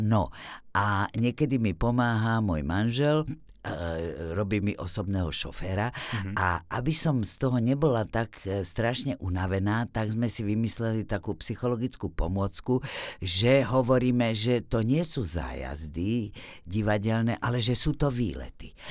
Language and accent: Slovak; Bratislava, Bratislava Region, Slovakia; first language Slovak; moved away as an adult; also born or lived in Martin, Slovakia; now in Czech Republic; bol to proste činžiak v Bratislave, e, kde sme sa presťahovali z Martina, kde rodičia boli v divadle e, angažovaní